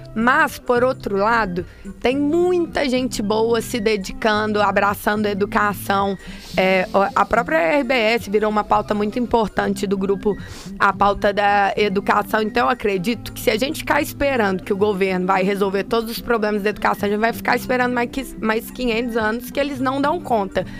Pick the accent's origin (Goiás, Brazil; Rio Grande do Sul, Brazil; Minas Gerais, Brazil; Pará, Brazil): Minas Gerais, Brazil; Belo Horizonte; parece um pouco pelo pelo sotaque, mas eu sou mineira. Eu sou de BH